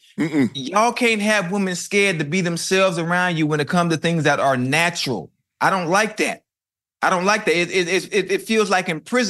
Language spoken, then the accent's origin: English; Miami, Florida, United States; I'm from Liberty City.